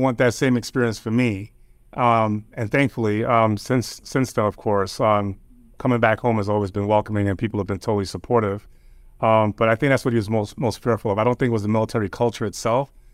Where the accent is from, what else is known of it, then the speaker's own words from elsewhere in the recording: New York, United States; also born or lived in New Jersey; my family's originally from Jamaica. Um, I grew up in New York